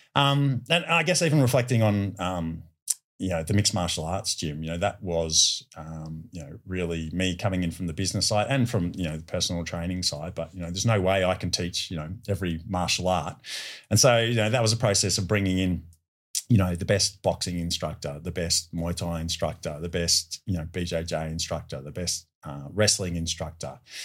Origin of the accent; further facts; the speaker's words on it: Melbourne, Victoria, Australia; my hometown of, of Melbourne